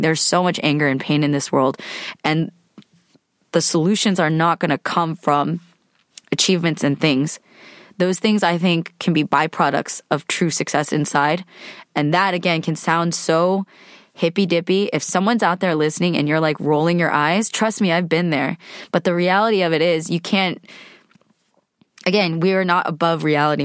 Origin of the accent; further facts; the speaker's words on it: California, United States; I am a California woman. grew up in the States to immigrant parents. I'm Korean American, so I had Korean parents